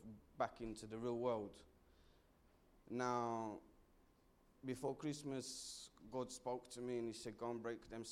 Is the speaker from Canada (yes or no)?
no; Essex, East of England, United Kingdom; moved away as an adult; now in London, United Kingdom; I'm from Essex originally, so when I come here, I knew nobody